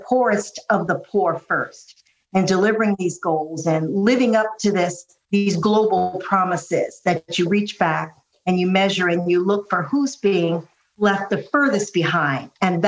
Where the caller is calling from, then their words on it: Ohio, United States; I live about an hour outside of Washington, D.C., but I'm calling in from my parents' farm in Ohio.